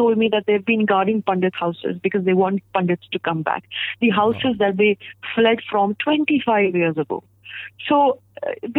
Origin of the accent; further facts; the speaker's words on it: India; I'm a proud Indian because of the diversity of this country